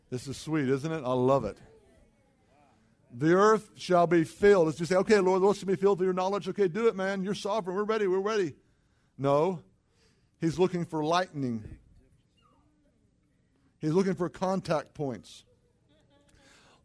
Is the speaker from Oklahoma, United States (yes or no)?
yes; Tulsa, Oklahoma, United States; I was raised in Tulsa